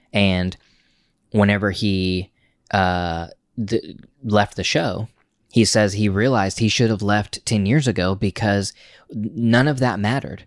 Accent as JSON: {"language": "English", "region": "Oklahoma", "country": "United States", "also_born_or_lived": "Tulsa", "moved": "as an adult", "lives_now": "New York, United States", "said": "we're from Oklahoma"}